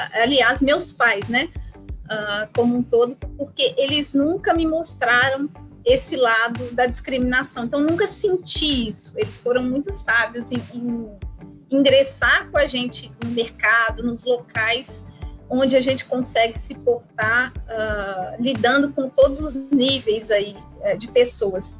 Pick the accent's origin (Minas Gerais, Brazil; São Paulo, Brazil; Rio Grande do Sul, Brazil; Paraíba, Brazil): Minas Gerais, Brazil; Belo Horizonte; para Belo Horizonte, de onde, inclusive, eu nasci